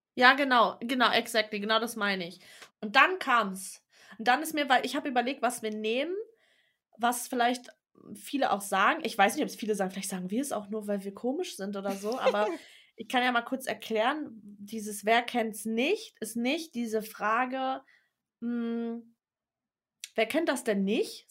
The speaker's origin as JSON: {"language": "German", "region": "Berlin", "country": "Germany", "tie": "born or raised there", "moved": "yes", "lives_now": "Brandenburg, Germany", "said": "ich bin zwar in Berlin geboren, aber ich wohne im Speckgürtel in Brandenburg. Sprich, ich bin also keine Berlinerin"}